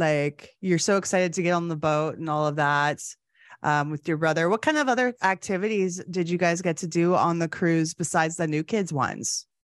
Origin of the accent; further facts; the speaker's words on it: Canada; I'm coming from Canada, and my connection was in Toronto.